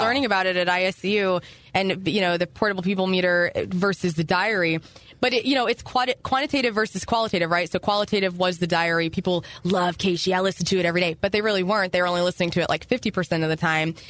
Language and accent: English; Carbondale, Illinois, United States; also born or lived in Columbia, Illinois; now in St. Louis, United States; I moved there in uh, when I was 13, so I'm originally from near Carbondale, Illinois